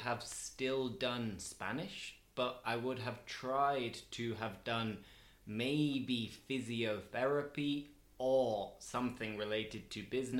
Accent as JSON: {"language": "English", "town": "Steeton", "region": "Yorkshire and the Humber", "country": "United Kingdom", "tie": "born or raised there", "accent": "northern", "said": "I was born in Steeton."}